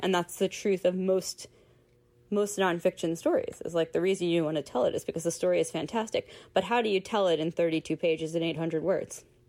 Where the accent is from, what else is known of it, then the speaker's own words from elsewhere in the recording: Philadelphia, Pennsylvania, United States; I'm from Philadelphia.